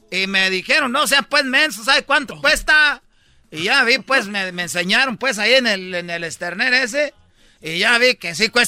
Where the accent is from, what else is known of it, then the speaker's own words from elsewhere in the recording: Michoacán, Mexico; Ya ves, no, es chiques, para que no sepan que soy de Michoacán.